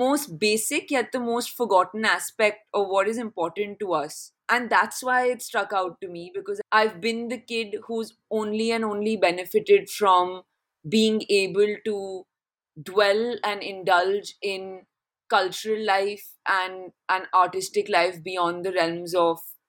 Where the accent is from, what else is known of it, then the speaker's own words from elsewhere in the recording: Delhi, India; Delhi, yeah, which is my hometown